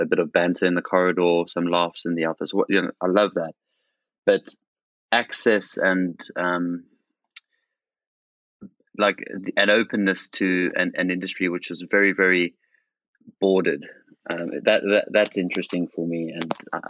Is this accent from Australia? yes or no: no; South Africa; moved away; my hometown in South Africa